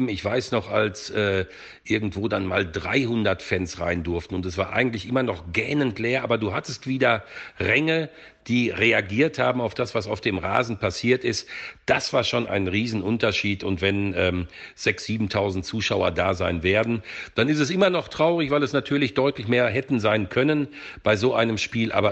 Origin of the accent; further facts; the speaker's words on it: Dortmund, North Rhine-Westphalia, Germany; Ich bin ja auf der Südtribüne in Dortmund groß geworden